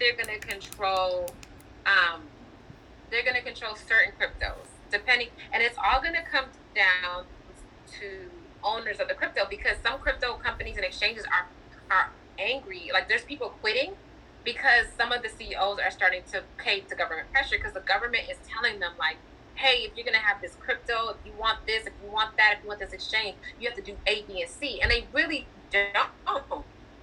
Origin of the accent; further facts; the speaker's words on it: Chicago, Illinois, United States; I'm from Chicago